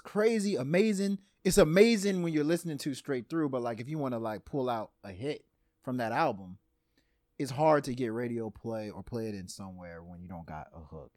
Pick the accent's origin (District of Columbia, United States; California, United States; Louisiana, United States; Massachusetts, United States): Louisiana, United States; I was born in Louisiana